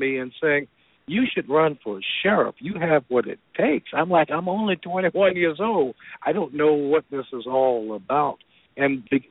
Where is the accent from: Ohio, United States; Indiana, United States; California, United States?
Indiana, United States; Gary; moved away as an adult; now in Atlanta, United States; I'm originally from Gary, Indiana. I graduated from Roosevelt High School there in 1986